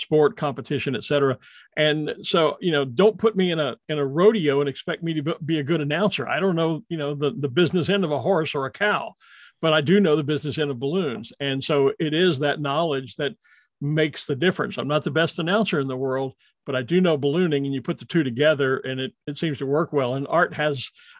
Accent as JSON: {"language": "English", "town": "Beaumont", "region": "Texas", "country": "United States", "tie": "born or raised there", "said": "I was a television news reporter in my hometown of Beaumont, Texas"}